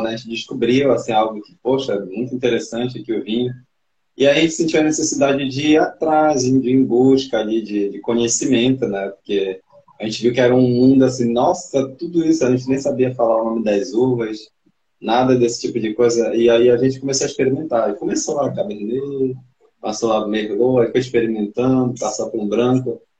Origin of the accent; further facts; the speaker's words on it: Belém, Pará, Brazil; nós somos de Belém do Pará